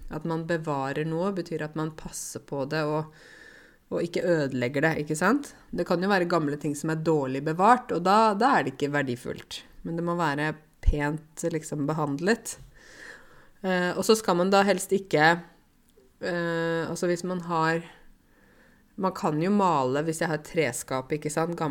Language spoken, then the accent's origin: Norwegian; Egypt; now in Norway; Er, hallo, jeg kommer fra Egypt. Vi har jo 2 3 4 5 10 tusen år gamle ting.